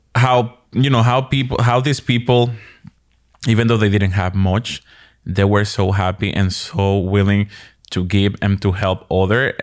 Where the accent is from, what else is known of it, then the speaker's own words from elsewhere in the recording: Dominican Republic; also born or lived in New York, United States; now in Maryland, United States; originally from the Dominican Republic